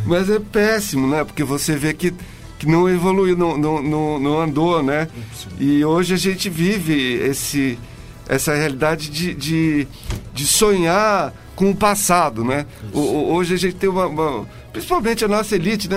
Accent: Brazil; Eu cresci numa época em que no Brasil também tinha, vivia um, um momento político muito louco

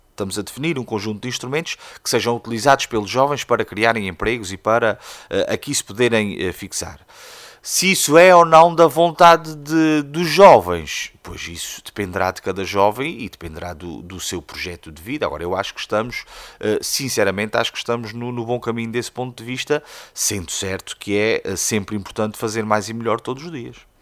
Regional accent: Praia da Vitória, Azores, Portugal; also born or lived in Coimbra; a Praia da Vitória tem, obviamente, eh, um papel. É onde eu nasci, é onde eu cresci

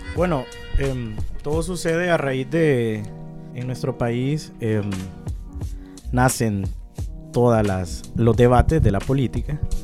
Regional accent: Honduras; antes que hondureño, ciudadano del mundo

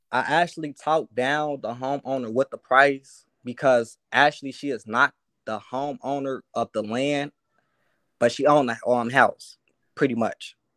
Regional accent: Chicago, Illinois, United States; I'm from Chicago

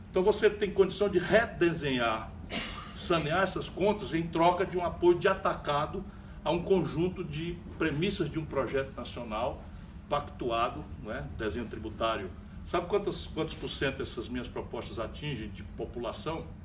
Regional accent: Paraíba, Brazil; Da Paraíba, Recife também.

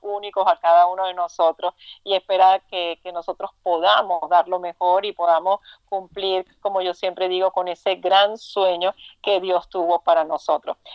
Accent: Trujillo, Venezuela; moved away as an adult; now in United States; de Trujillo, Venezuela

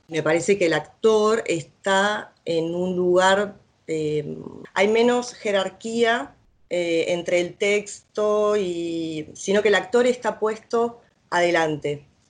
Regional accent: Quilmes, Buenos Aires Province, Argentina; moved away as an adult; now in Paris, France; yo vengo de Quilmes

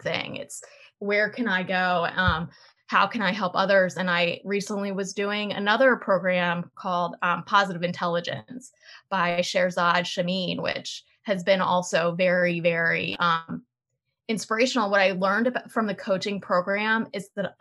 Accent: Delaware, United States; I grew up in Delaware and I went to the University of Delaware

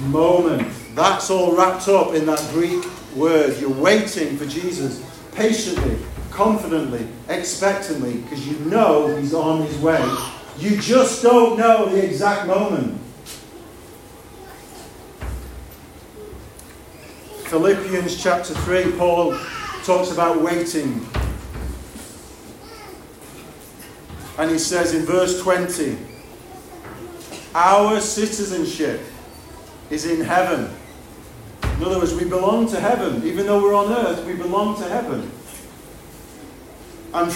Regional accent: United Kingdom; I'm a citizen of this country.

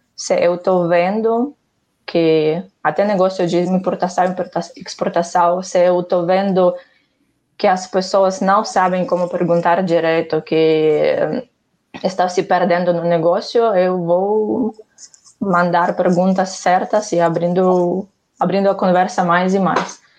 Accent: Ukraine; Portuguese is a second language; moved away as an adult; also born or lived in Barcelona, Spain; now in Brazil; sou ucraniana. Uh, aqui estou no Brasil há quase sete anos. Por isso, não julga-me muito forte pelo meu sotaque.

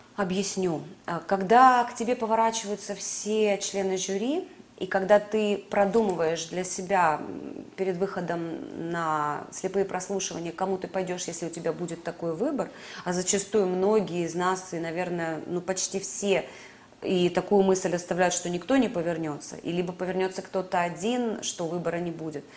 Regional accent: Sevastopol, Crimea, Ukraine; moved away as an adult; now in Moscow, Russia; как крымчанке, как уроженке Севастополя, как мои родные места

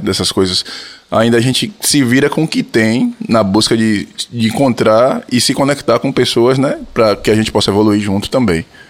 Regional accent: Feira de Santana, Bahia, Brazil; also born or lived in Salvador; Eu, eu nasci em Feira, mas morei em Salvador durante, durante um período

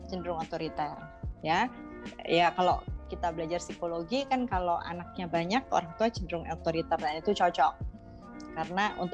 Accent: Rumbai, Riau, Indonesia; kalau latar belakang saya lahirnya di Sumatera sebenarnya. Di Sumatera itu ada kota kecil namanya Rumbai di dekat Pekanbaru Eh, karena ayah saya dulu kerja di Caltex di perusahaan minyak di sana.

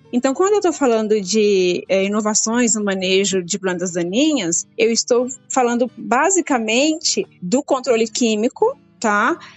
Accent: Brazil; nós brasileiros

